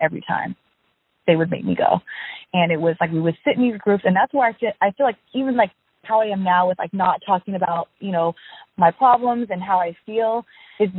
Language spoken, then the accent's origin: English; Seattle, Washington, United States; I grew up in Seattle, Washington